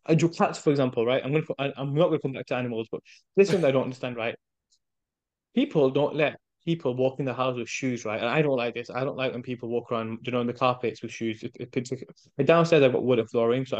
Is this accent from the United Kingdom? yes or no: yes; United Kingdom; first language English; my native tongue, English, but my mother's native tongue, which is Urdu and Punjabi, right? So I'm like, oh, I understand it, but I'm not confident speaking in it because I've been brought up here